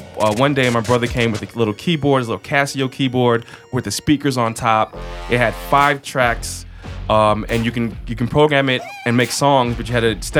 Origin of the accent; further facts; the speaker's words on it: United States; also born or lived in New Jersey; now in St. Louis, United States; I grew up in New York and New Jersey.